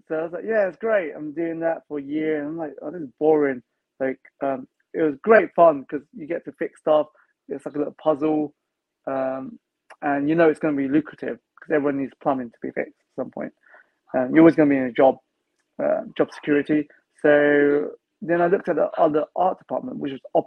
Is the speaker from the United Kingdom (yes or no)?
yes; London, United Kingdom; most London kids, like myself, we don't go outside London much.